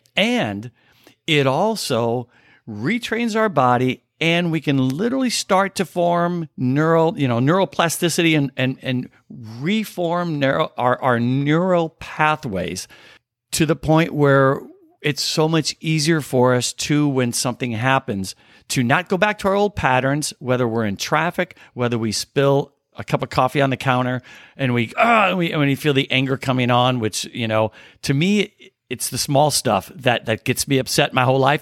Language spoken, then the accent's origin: English; Southern Illinois, United States; I grew up in Southern Illinois, right on the Illinois Missouri border